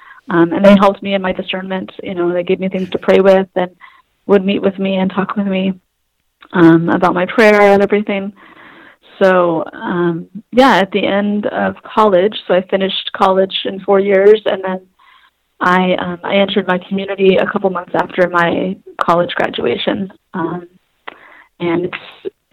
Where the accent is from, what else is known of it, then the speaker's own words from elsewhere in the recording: Houston, Texas, United States; moved away as an adult; now in Boston, United States; I'm from Houston, Texas